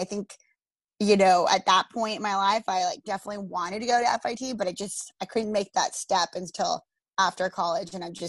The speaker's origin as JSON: {"language": "English", "town": "Austin", "region": "Texas", "country": "United States", "tie": "born or raised there", "moved": "as an adult", "lives_now": "New York City, United States", "said": "I'm from Austin, Texas, born and raised, went to college there at the University of Texas. And I grew up in a Latina home. My parents are from Mexico and my dad is actually half Palestinian."}